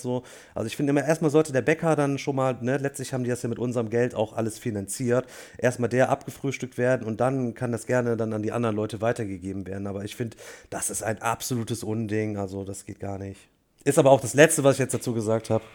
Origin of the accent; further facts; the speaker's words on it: Germany; als Deutsche